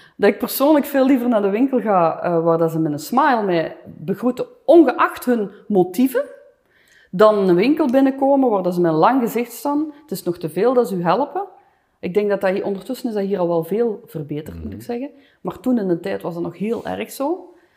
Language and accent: Dutch; Flanders, Belgium; moved away as an adult; also born or lived in Los Angeles, United States